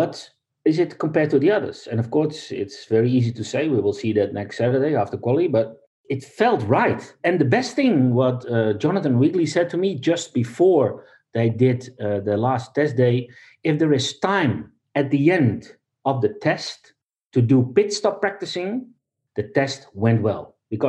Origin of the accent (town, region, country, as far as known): Netherlands; English is a second language